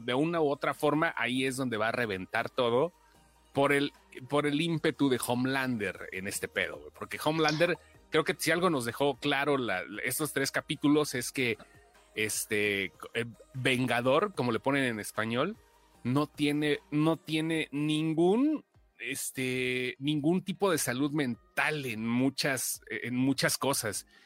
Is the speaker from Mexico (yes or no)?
yes; Mexico; como mexicano